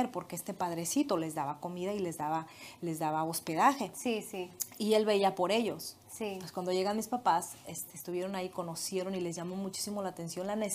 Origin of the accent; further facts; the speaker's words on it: Morelia, Michoacán, Mexico; moved away as an adult; also born or lived in Guadalajara, Jalisco; Yo nací allá eh, en Morelia